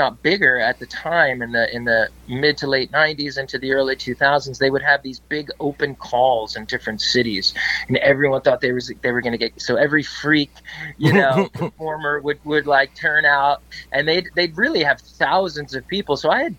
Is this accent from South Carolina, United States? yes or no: no; New York City, New York, United States; also born or lived in New Jersey / Boston; But then, you know, look, I grew up in New York City and New Jersey and college in Boston.